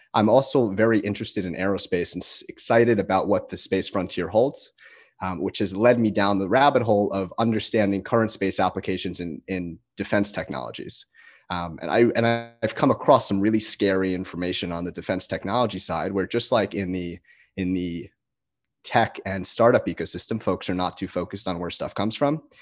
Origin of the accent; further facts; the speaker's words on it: New Jersey, United States; accent: Jersey; my Jersey accent